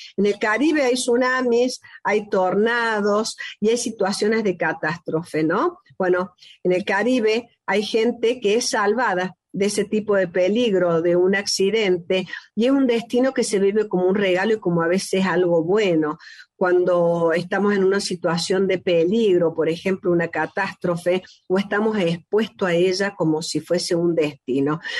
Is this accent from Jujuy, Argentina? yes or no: no; Córdoba, Argentina; el país que hemos nacido, yo misma, que soy cordobesa, es un destino ser cordobés